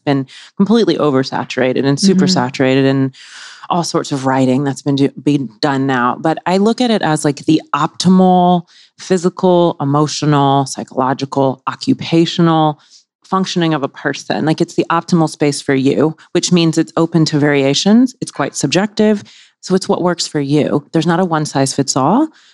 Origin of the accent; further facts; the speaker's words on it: Mississippi, United States; moved away; I'm from the South. I grew up in Mississippi, of all places